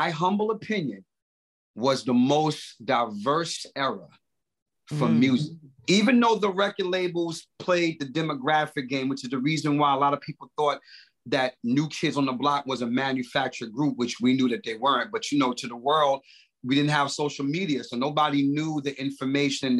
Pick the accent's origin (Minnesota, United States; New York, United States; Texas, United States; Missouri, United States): New York, United States; New York City; the 90s for me growing up in Brooklyn